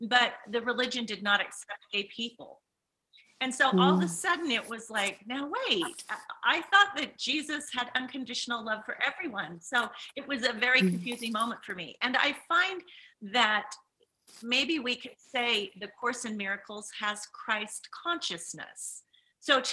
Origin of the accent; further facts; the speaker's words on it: Utah, United States; I'm from Utah, I was raised as a Mormon